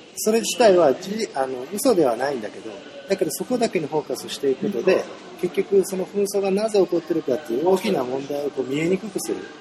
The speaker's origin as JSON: {"language": "Japanese", "country": "Japan", "tie": "born or raised there", "said": "少なくとも十分日本で生まれ育った人間だし"}